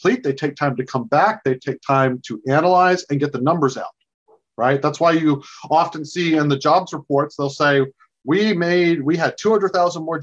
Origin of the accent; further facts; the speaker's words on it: South Georgia, United States; now in Washington, D.C., United States; I grew up in South Georgia.